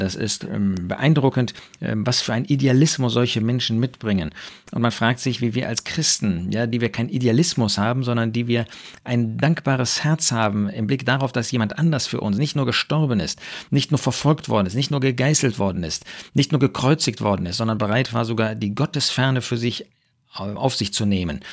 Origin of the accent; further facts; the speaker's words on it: Germany; bei uns in Deutschland